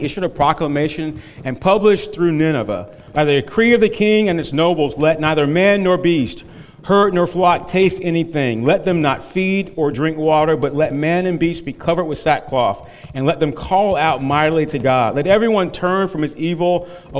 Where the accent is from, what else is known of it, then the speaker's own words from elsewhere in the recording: North Carolina, United States; where I grew up in North Carolina